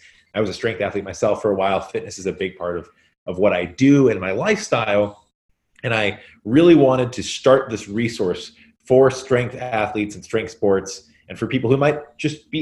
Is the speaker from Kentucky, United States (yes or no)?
yes; Central Kentucky, United States; also born or lived in Brooklyn, New York; now in New York City, United States; I was born and raised in Kentucky, Central Kentucky to be specific.